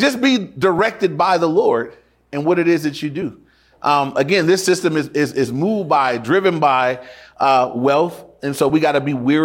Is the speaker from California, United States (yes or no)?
yes; Inglewood, California, United States; When I went to my dad's house for the weekend, that was in Inglewood too